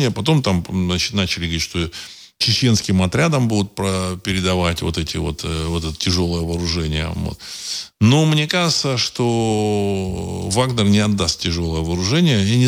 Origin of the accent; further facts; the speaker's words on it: Saint Petersburg, Russia; Фамилию знаю, потому что я из, из, из Петербурга, в общем-то, так сказать, мы давно с ним, как бы, так сказать, жители Петербурга, Ленинграда давно